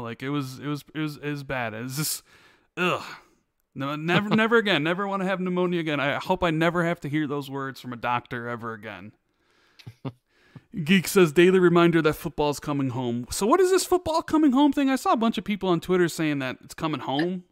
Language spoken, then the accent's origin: English; Chicago, Illinois, United States; I grew up in Chicago when Michael Jordan was winning his championships.